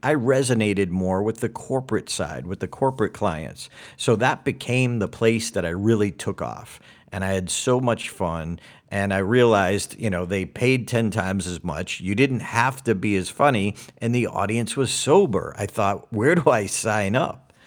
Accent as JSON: {"language": "English", "town": "Auburn", "region": "Massachusetts", "country": "United States", "tie": "born or raised there"}